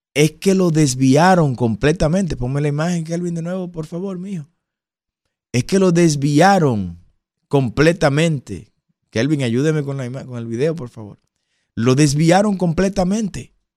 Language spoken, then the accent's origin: Spanish; Dominican Republic